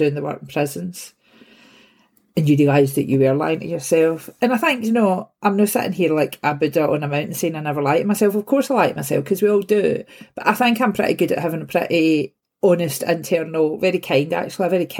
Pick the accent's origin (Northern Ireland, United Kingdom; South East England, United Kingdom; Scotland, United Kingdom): Scotland, United Kingdom; Glasgow; I'm from Govan. And so an old shipbuilding area. So I moved back here like 6-7 years ago and actually bought the house that I grew up